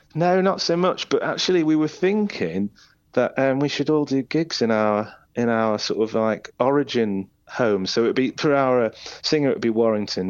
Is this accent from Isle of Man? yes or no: yes; Isle of Man; moved away as an adult; now in Leeds, United Kingdom; I say the Isle of Man. It, that, that's where I spent, you know, my childhood and young, young adulthood